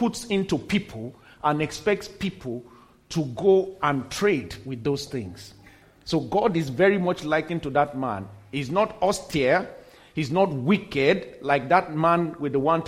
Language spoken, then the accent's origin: English; Nigeria; also born or lived in United States; we got back to my home country, Nigeria